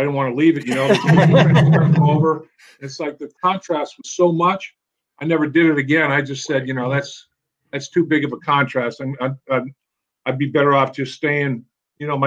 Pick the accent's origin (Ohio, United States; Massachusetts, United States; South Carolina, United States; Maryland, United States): Massachusetts, United States; Boston; moved away; also born or lived in Syracuse; I'm from the Boston area, New England originally